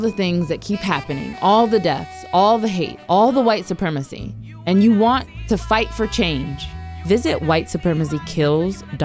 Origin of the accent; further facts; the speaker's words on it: Ohio, United States; I'm from Ohio